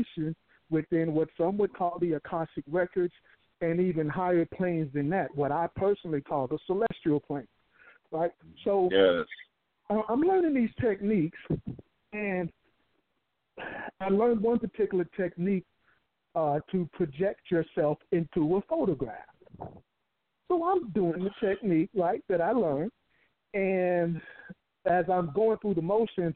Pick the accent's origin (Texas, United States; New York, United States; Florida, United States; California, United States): Texas, United States; Houston; also born or lived in Colorado Springs; come back to my hometown of Houston.